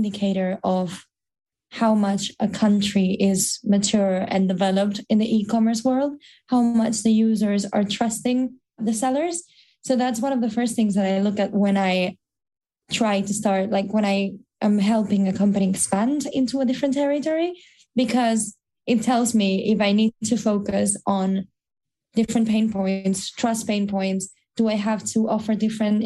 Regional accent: Barcelona, Catalonia, Spain; now in London, United Kingdom; I'm from Barcelona

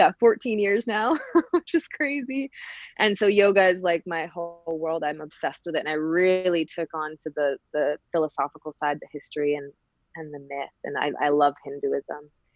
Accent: Canada; moved away as an adult; also born or lived in Vancouver, British Columbia / Calgary, Alberta; now in Glasgow, United Kingdom; I'm Canadian. I'm from West Coast Canada, Vancouver and Calgary. And then I moved over to Glasgow almost 6 years ago now.

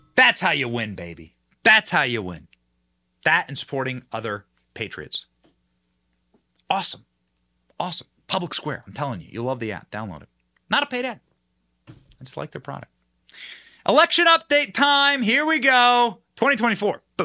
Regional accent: Iowa, United States; I was raised in Iowa

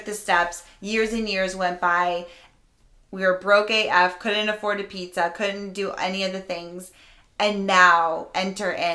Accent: Rhode Island, United States; I'm from Rhode Island

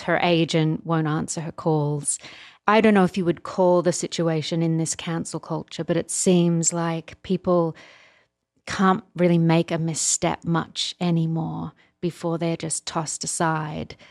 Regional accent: Australia; now in United States; as an Australian

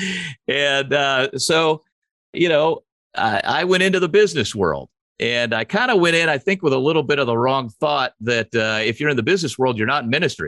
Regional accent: St. Louis, Missouri, United States; I grew up mostly in St. Louis

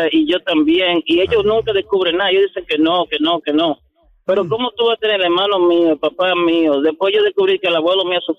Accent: Dominican Republic; yo soy dominicano moreno

